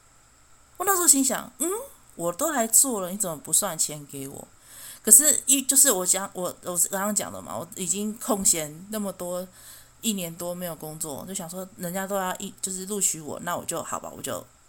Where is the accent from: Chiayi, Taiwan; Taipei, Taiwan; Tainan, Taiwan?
Chiayi, Taiwan; also born or lived in Taitung; 因为我，我嘉义人嘛，我就觉得，哦，每，每次过年过节都要从台东风尘仆仆地坐火车绕了半个台湾，然后再回到嘉义，我就觉得好辛苦